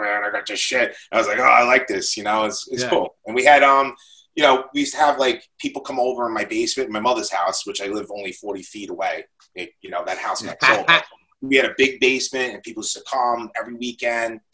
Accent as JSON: {"language": "English", "town": "Lindenhurst", "region": "New York", "country": "United States", "said": "I was from Lyndhurst."}